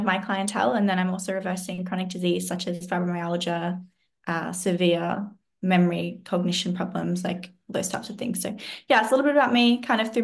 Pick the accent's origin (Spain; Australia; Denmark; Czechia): Australia; Southeast Queensland; I grew up in Southeast Queensland in Australia on a cattle farm.